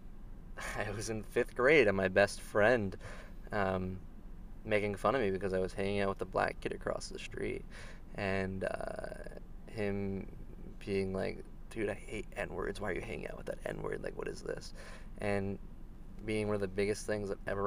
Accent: Florida, United States; also born or lived in Thomasville, North Carolina; I was born in Florida

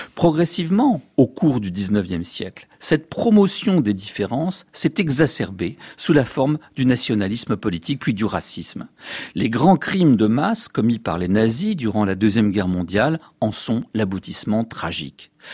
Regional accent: France; chez nous en France

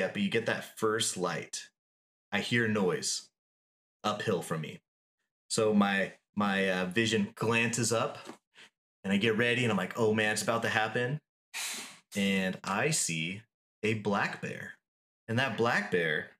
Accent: Yucca Valley, California, United States; I grew up in Yucca Valley

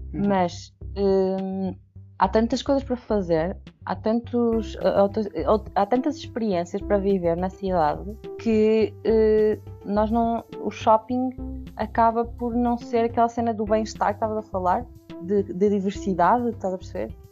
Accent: Peso da Régua, Norte, Portugal; eu, eu, eu, eu, não era do Porto, não é? Portanto, eu cresci na Régua

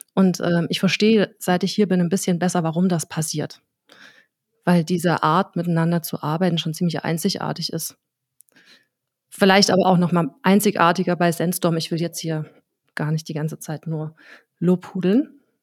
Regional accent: Dresden, Saxony, Germany; ich bin Dresdner Pflanze, also einfach Dresdnerin. Ich habe in Dresden TU, an der TU Dresden Soziologie studiert, bin hier auch vorher geboren

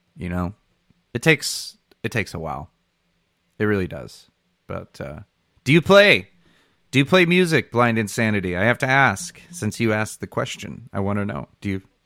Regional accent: Michigan, United States; I'm from Michigan

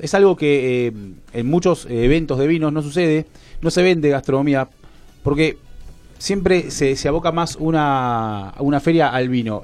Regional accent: Mar del Plata, Buenos Aires Province, Argentina; moved away as an adult; now in Tigre, Argentina; Yo vengo de Mar del Plata. Hace nueve años que vivo en Buenos Aires y hace más de siete que vivo en Tigre

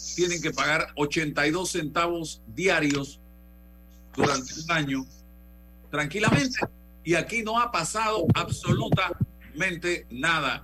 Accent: Panama; yo estoy hablando como ciudadano panameño

